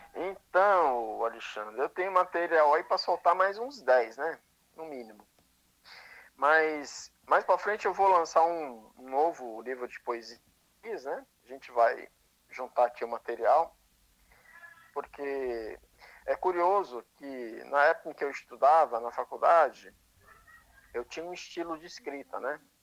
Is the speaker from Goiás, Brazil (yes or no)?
no; São Luís, Maranhão, Brazil; moved away; minha cidade, São Luís do Maranhão, onde eu nasci que eu sou de lá, não nego minhas origens